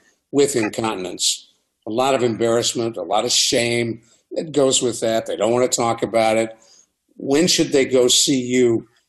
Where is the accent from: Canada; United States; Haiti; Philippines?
United States; Shaker Heights, Ohio; I grew up in Shaker Heights, and we used to get all over the community.